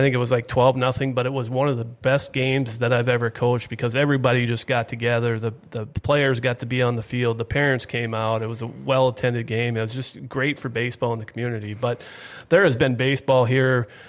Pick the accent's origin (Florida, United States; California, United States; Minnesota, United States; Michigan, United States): Minnesota, United States; East Grand Forks; I grew up in East Grand Forks, graduated from there, and basically got right into coaching.